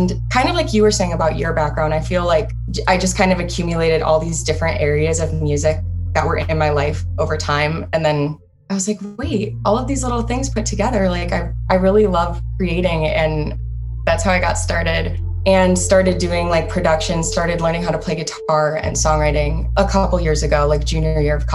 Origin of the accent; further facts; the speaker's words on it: Cleveland, Ohio, United States; moved away as an adult; also born or lived in Charlotte; now in Nashville, United States; I am from Cleveland, Ohio. That's where I lived most of my life.